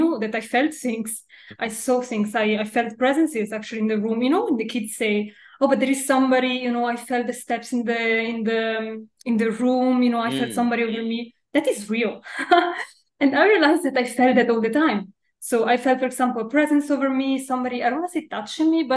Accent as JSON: {"language": "English", "town": "Milan", "region": "Lombardy", "country": "Italy", "tie": "born or raised there", "said": "in Milan, in Italy. Milan, yeah. Okay. And I grew up here"}